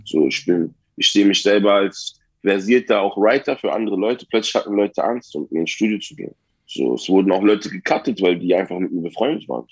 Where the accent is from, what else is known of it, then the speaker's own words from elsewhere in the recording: Berlin, Germany; Ich bin ein Berliner